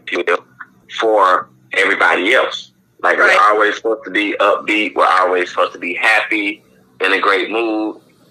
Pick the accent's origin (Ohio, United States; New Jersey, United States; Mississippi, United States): Mississippi, United States; accent: country; now in Tampa, United States; I'm originally from Mississippi, and now I reside in Tampa, Florida.